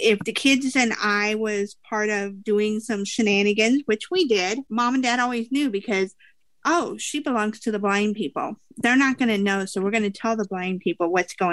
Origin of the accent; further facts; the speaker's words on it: Des Moines, Iowa, United States; I am from Des Moines, Iowa